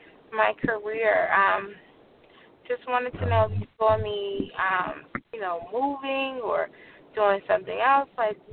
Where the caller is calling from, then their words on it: New Jersey, United States; Hi, this is … calling from Jersey.